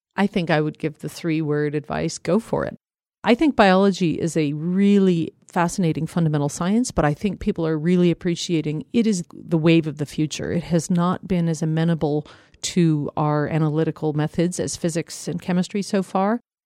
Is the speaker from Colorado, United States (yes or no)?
yes; Colorado, United States; I grew up in Colorado